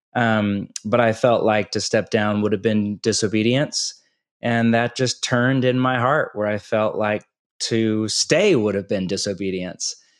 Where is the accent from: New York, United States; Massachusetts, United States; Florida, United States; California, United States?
California, United States; moved away; also born or lived in Portland, Oregon; I'm from California